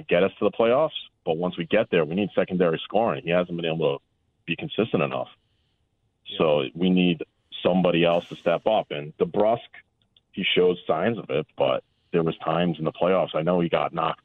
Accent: West Warwick, Rhode Island, United States; I'm from West Warwick, Rhode Island

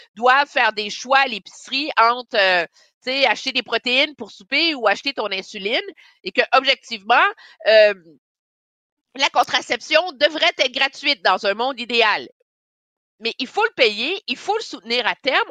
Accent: Montreal, Quebec, Canada; quand j'étais jeune à Montréal, j'allais à la Villa Sainte-Marceline à Westmount

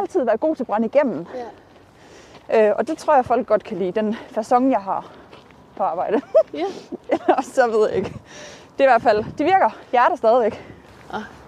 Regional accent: North Jutland, North Denmark Region, Denmark; moved away as an adult; also born or lived in Aalborg; now in Horsens, Denmark; jeg kommer jo fra Nordjylland

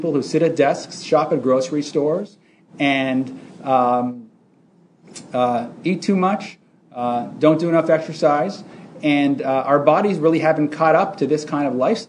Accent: Canada; moved away as an adult; also born or lived in Montreal / Toronto; now in United States; I'm actually Canadian originally

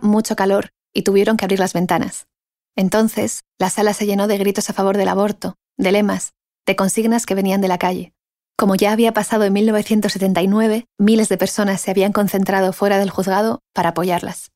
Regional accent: Basauri, Basque Country, Spain; moved away; en mi pueblo. Mi pueblo se llama Basauri y está en el País Vasco

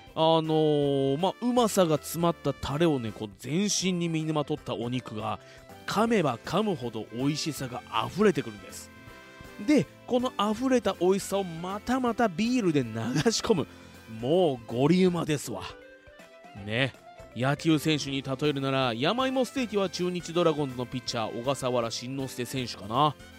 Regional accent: Fuji, Shizuoka, Japan; 生まれも育ちも静岡県富士市

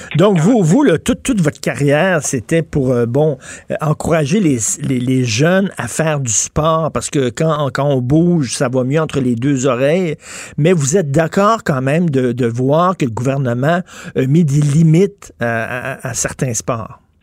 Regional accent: Montreal, Quebec, Canada; j'ai grandi à Verdun

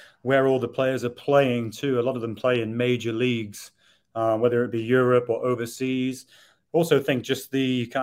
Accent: England, United Kingdom; I'm English

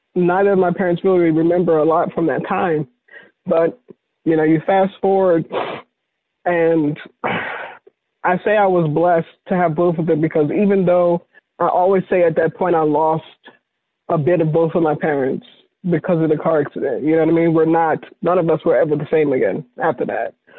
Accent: Virginia, United States; moved away; I moved away from Virginia

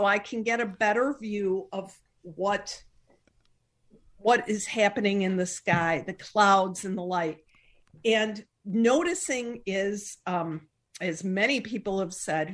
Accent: Chicago, Illinois, United States; I'm from Chicago

